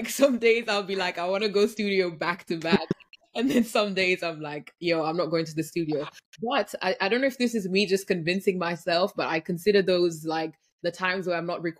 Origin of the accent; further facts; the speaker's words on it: Kenya; I grew up in Kenya